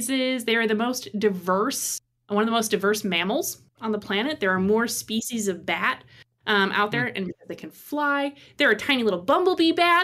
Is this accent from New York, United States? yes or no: yes; Gowanda, New York, United States; moved away; also born or lived in Buffalo, New York; I'm from New York, but not like the cool part of New York. The like other city, Buffalo